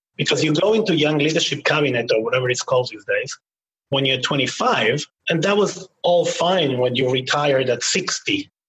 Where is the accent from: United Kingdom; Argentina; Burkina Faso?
Argentina; Buenos Aires; moved away; I grew up in Argentina, as I said, during the times of the military government.